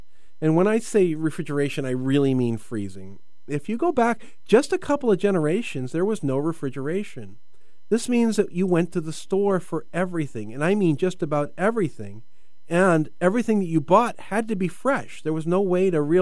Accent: United States; I'm American

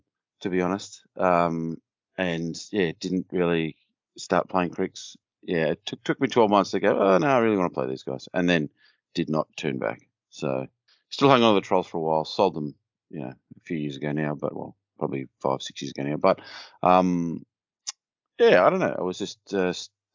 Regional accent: Australia; accent: Australian; From my accent, I am an Australian.

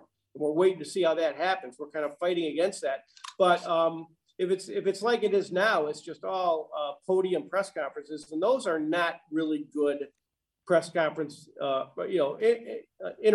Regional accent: Chicago, Illinois, United States; moved away as an adult; also born or lived in Columbia, Missouri / Little Rock, Arkansas / St. Louis, Missouri; I'm from Chicago

